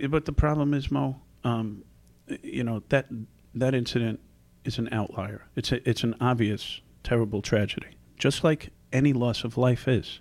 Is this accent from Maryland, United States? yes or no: no; New York City, New York, United States; moved away as an adult; also born or lived in Newark; now in Chicago, United States; born and raised in the Bronx